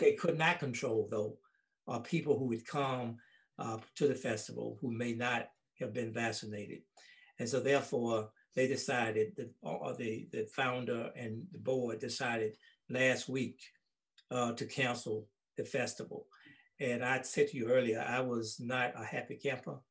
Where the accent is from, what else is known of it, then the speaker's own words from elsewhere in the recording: Holly Springs, Mississippi, United States; my hometown of Holly Springs